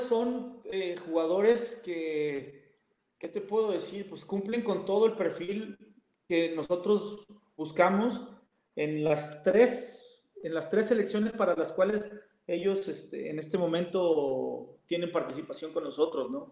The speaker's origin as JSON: {"language": "Spanish", "country": "Mexico"}